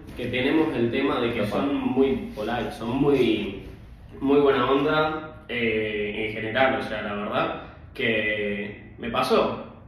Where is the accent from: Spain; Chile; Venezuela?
Venezuela; now in Copenhagen, Denmark; como diríamos en Venezuela